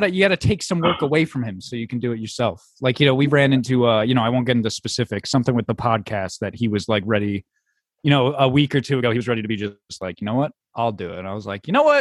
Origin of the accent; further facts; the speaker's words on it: New Jersey, United States; I'm from New Jersey